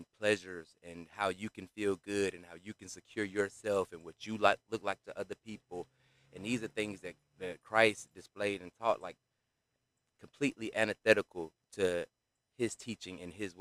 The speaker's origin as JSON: {"language": "English", "town": "College Park", "region": "Georgia", "country": "United States", "said": "We're in Georgia, in Atlanta. I'm from College Park"}